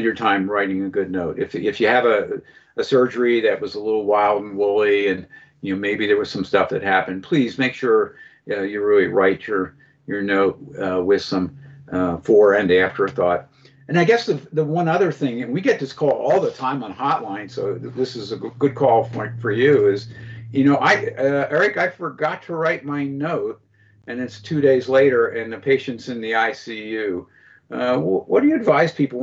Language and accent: English; Philadelphia, Pennsylvania, United States; I'm from Philadelphia